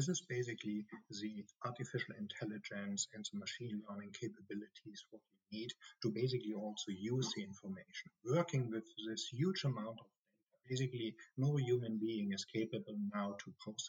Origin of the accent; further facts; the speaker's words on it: Germany; accent: German; English is a second language; also born or lived in United States; I'm a German, as you can hear from my strong accent